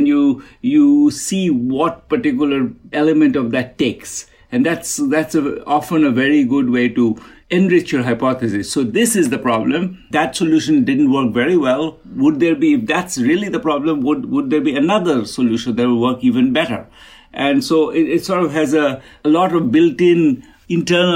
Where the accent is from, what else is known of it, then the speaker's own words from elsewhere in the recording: Kolkata, West Bengal, India; I grew up in Kolkata, really, really, really at the edge of a slum